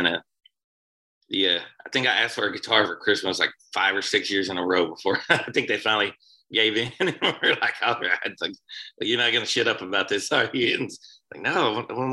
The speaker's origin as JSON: {"language": "English", "area": "Sequoyah County", "region": "Oklahoma", "country": "United States", "tie": "born or raised there", "also_born_or_lived": "Tahlequah, Oklahoma", "said": "I was born in Tahlequah. I grew up in Sequoia County, which is just a couple counties down, like not far from here, and it's in the Cherokee Nation too."}